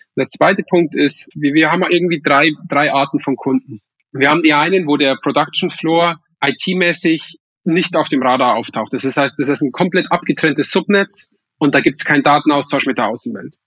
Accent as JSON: {"language": "German", "town": "Weiden in der Oberpfalz", "region": "Bavaria", "country": "Germany", "moved": "yes", "said": "ich komme ursprünglich aus Weiden"}